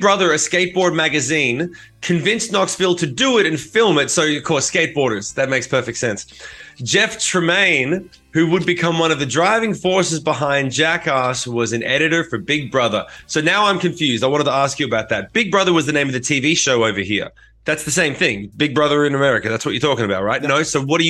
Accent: Australia; So this shows my ignorance as being an Australian.

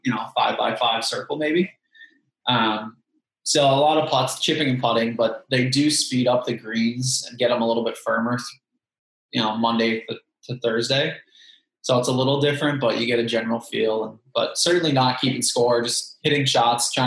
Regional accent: Massachusetts, United States; I'm from Massachusetts

